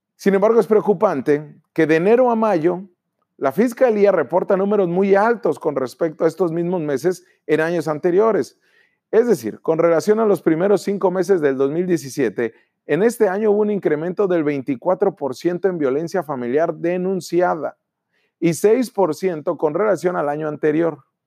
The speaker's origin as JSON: {"language": "Spanish", "region": "Baja California", "country": "Mexico"}